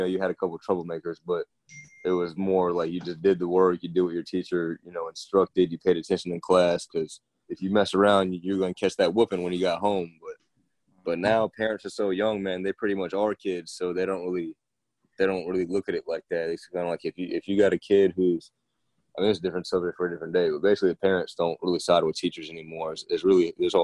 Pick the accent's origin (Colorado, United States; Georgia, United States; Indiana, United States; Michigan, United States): Georgia, United States; Decatur; I'm from Georgia originally, grew up in Decatur